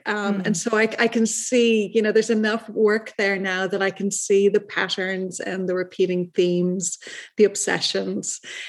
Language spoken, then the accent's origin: English; Dublin, Leinster, Ireland; And that goes back to my childhood. I was raised in Dublin, Ireland.